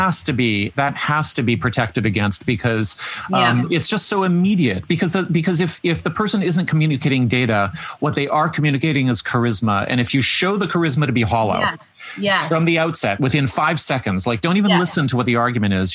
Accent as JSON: {"language": "English", "country": "Canada", "said": "we're good at it. Canadians are good at it."}